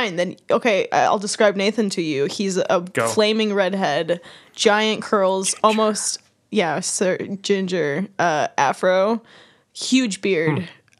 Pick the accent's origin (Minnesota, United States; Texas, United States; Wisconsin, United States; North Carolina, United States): Wisconsin, United States; I was born and raised in California, Wisconsin. live in Wisconsin.